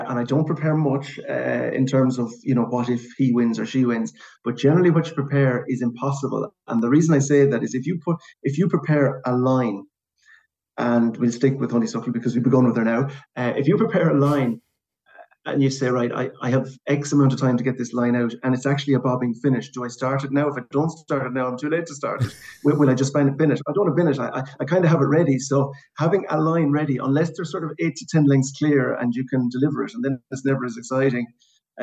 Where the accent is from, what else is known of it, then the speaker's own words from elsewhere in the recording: Sligo, Connacht, Ireland; I'm from Sligo originally